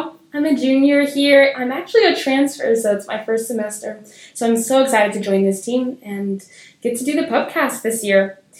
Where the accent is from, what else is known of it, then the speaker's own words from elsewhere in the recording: Dallas, Texas, United States; I'm from Dallas, Texas as well.